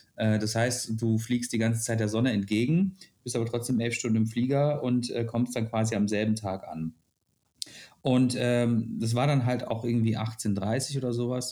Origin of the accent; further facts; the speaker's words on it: Germany; ich komme aus Deutschland